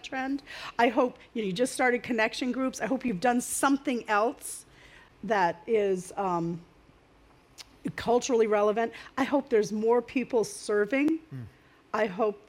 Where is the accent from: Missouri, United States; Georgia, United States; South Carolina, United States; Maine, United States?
Maine, United States; now in New Jersey, United States; I'm from Maine. I'm not really a Jersey girl